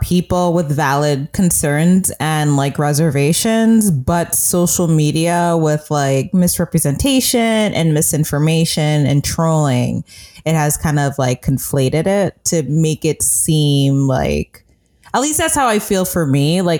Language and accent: English; Oakland, California, United States; It was just like natural, like, of course, I'm from Oakland, I'm gonna have black staffers.